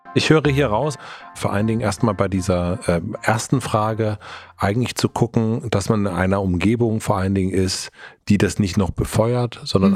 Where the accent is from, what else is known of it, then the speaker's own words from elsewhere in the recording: Germany; ich bin in Grönen aufgewachsen, heißt der Ort